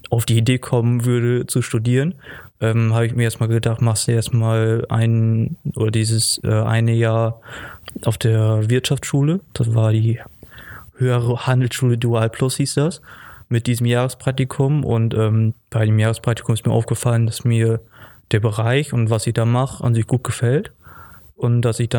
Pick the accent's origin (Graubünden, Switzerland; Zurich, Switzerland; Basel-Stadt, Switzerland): Basel-Stadt, Switzerland; Basel; Genau, ich komme ja auch aus Basel und dann hat sich das da gut angeboten.